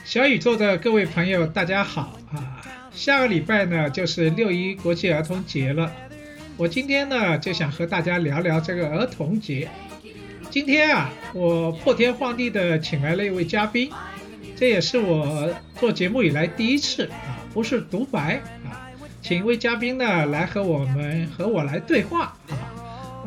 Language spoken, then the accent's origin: Chinese; Shanghai, China; 我是上海人，所以呢，对城市这一块呢，好像也特别有感觉